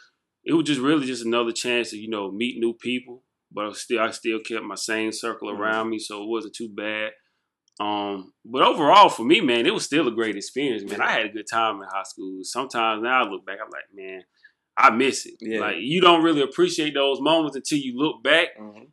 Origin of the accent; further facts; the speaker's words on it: Jonesville, South Carolina, United States; I'm from Jonesville, South Carolina, man. Like, I'm proud of where I'm from.